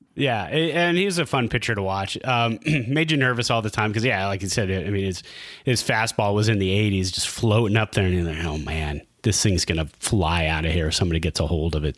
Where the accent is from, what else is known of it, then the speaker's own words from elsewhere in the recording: Bay Area, California, United States; as a Giants fan growing up in the Bay Area